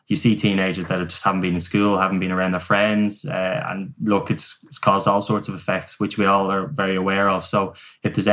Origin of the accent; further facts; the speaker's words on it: Dublin, Leinster, Ireland; I'm from Dublin, but it, it, it's Southern Ireland.